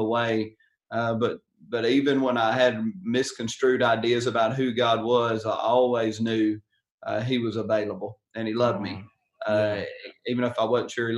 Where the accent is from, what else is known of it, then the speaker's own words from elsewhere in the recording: Covington, Tennessee, United States; I grew up in West Tennessee, rural cotton field town of Covington